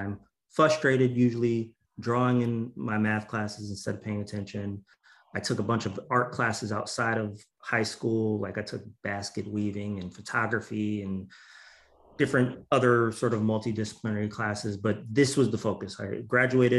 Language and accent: English; New Haven, Connecticut, United States; I grew up in New Haven, Connecticut